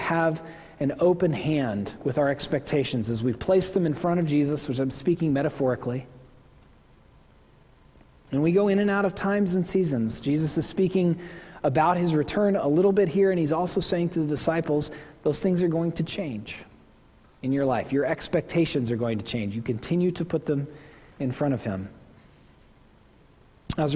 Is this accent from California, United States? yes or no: no; Tulsa, Oklahoma, United States; The church I grew up at in Tulsa, Oklahoma, First United Methodist